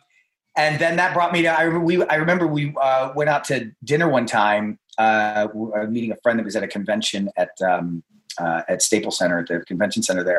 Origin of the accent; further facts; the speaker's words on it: India; in my home, when I was growing up, I'm Indian, and, you know, food is love.